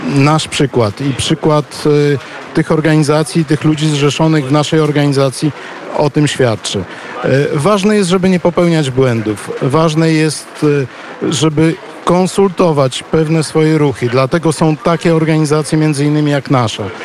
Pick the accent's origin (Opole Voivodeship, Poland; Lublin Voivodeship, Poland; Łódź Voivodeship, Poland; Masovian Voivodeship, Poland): Masovian Voivodeship, Poland; Płock; now in Ukraine; wychowałem się na ulicy Padlewskiego w Płocku